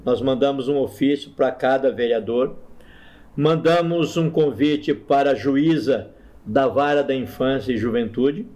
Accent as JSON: {"language": "Portuguese", "town": "Maringá", "region": "Paraná", "country": "Brazil", "tie": "born or raised there", "also_born_or_lived": "Montes Claros, Minas Gerais / Osasco", "moved": "as an adult", "lives_now": "Campinas, Brazil", "said": "Eu sou de Maringá, norte do Paraná. Foi lá que eu me converti aos 22 anos de idade"}